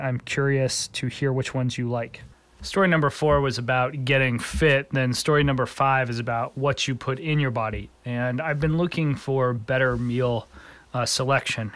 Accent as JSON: {"language": "English", "area": "East Coast", "region": "New Jersey", "country": "United States", "tie": "born or raised there", "moved": "yes", "lives_now": "Chicago, United States", "said": "Growing up on the East Coast, I had the opportunity to use New Jersey Transit"}